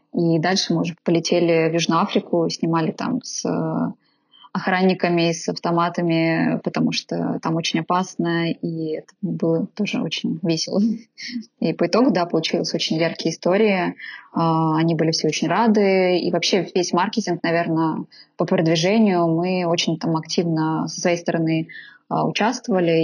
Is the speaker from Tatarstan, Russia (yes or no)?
yes; Naberezhnye Chelny, Tatarstan, Russia; now in Moscow, Russia; в Татарстане, в Набережных-Челнах, откуда я родом